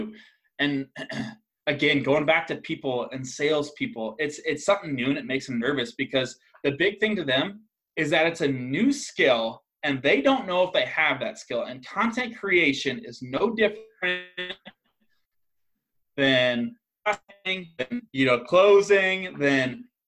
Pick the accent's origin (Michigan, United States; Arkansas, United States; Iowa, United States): Iowa, United States; I'm from Iowa